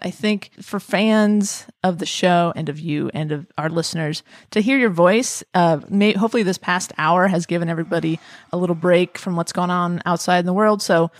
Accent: Southern California, United States; I grew up here. I'm from Southern California.

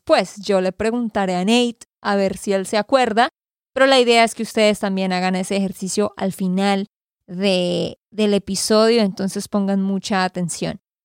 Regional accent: Santander, Colombia; de Santander, Colombia.

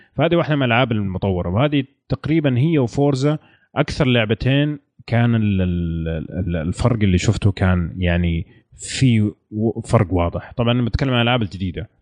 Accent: Saudi Arabia; عندنا في السعودية

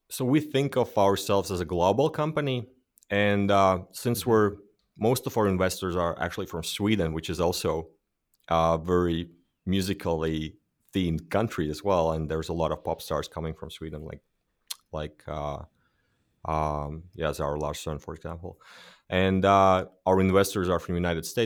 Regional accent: Latvia; because we're from Latvia.

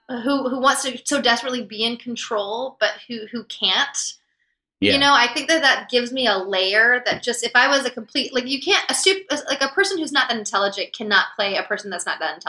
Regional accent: the South, United States; especially growing up in the South when you are a little more concerned with the way, you know, you look to other people. And as a woman, I think in the South also

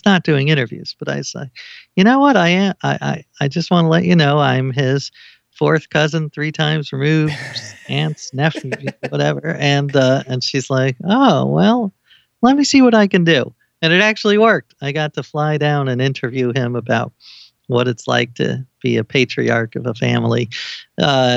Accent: New York City, New York, United States; I grew up in New York City.

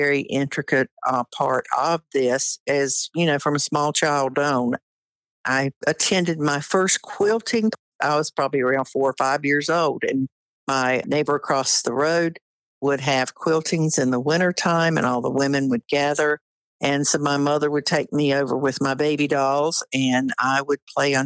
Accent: Wayne County, North Carolina, United States; I grew up in Wayne County, North Carolina, on a tobacco farm

